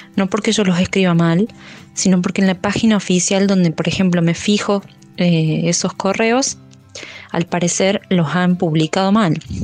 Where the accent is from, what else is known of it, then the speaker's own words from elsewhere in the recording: Argentina; soy de Argentina, tengo 32 años